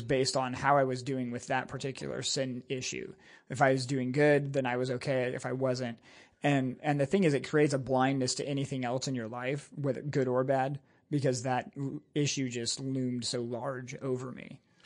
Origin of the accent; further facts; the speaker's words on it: San Jose, California, United States; also born or lived in Burney, California; I was born in San Jose, California. My dad pastored, uh, Maranatha Bible Church there for eleven and a half years.